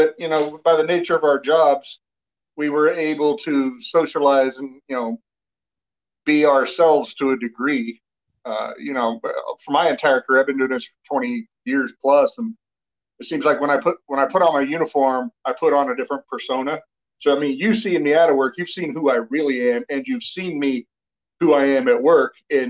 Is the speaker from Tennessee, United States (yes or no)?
no; Missouri, United States; That's where I grew up, yeah.